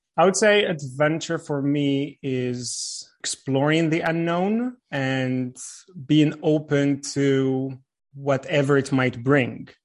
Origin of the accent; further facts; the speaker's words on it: Fez, Fès-Meknès, Morocco; moved away as an adult; also born or lived in Casablanca; now in Israel; I was born and raised in Fez.